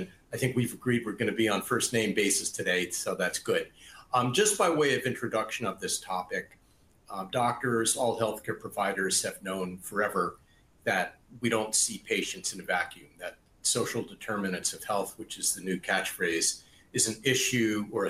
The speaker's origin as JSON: {"language": "English", "town": "Boston", "region": "Massachusetts", "country": "United States", "tie": "born or raised there", "said": "Boston, my hometown."}